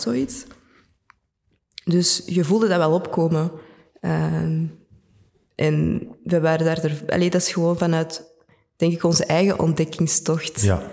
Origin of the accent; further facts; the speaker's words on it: Antwerp, Flanders, Belgium; Ik ben geboren en getogen in Antwerpen. Ik ben een echte Antwerpenaar